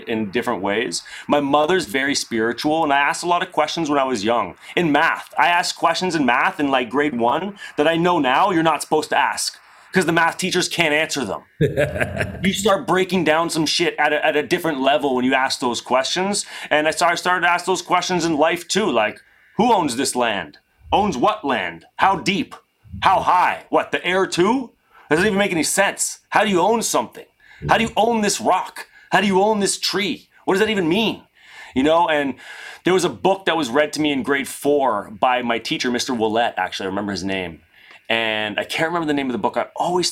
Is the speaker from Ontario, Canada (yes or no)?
yes; Ontario, Canada; growing up in Canada and having the luxury of being able to go up north and experience the outdoors of Ontario